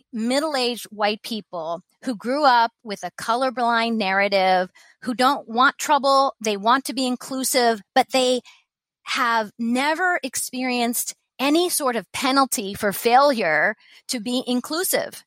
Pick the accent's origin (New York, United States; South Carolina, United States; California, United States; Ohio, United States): Ohio, United States; Columbus; also born or lived in Japan; I grew up in the home team in America. I grew up in Columbus, Ohio